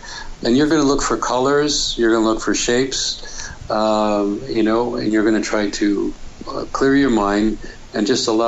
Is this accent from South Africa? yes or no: no; Germany; now in California, United States; but I'm from Germany. I'm a medical doctor. Well, I work for NASA in California